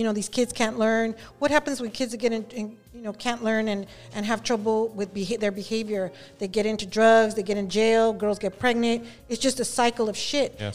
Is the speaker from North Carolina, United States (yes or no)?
no; Los Angeles, California, United States; I'm from Southeast